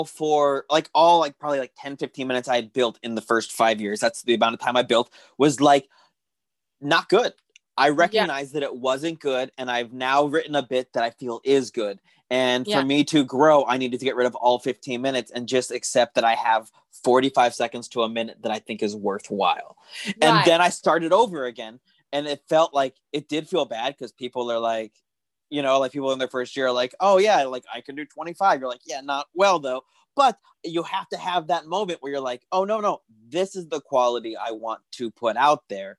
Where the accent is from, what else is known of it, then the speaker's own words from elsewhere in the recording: Tucson, Arizona, United States; now in Los Angeles, United States; I'm actually from Tucson, Arizona is what I claim